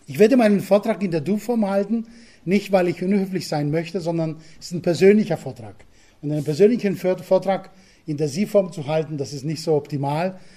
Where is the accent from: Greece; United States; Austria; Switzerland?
Greece; Crete; German is a second language; moved away as an adult; now in Germany; Nein, ich bin auf Kreta geboren ähm, und aufgewachsen. 19 Jahre habe ich dort verbracht, bis meine jetzige Frau kam. Und sie hat mich nach Bayern entführt.